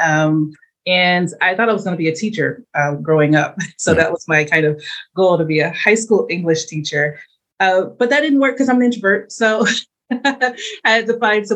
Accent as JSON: {"language": "English", "town": "St. Louis", "region": "Missouri", "country": "United States", "said": "I'm from St. Louis"}